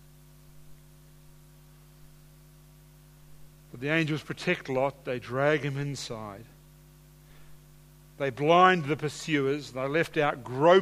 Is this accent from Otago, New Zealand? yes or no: no; Hawke's Bay, New Zealand; moved away; I grew up in Hawke's Bay